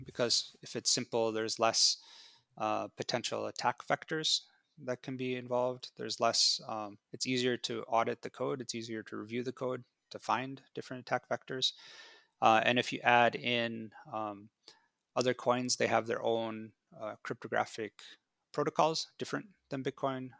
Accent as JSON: {"language": "English", "country": "United States", "tie": "born or raised there", "said": "I grew up in America"}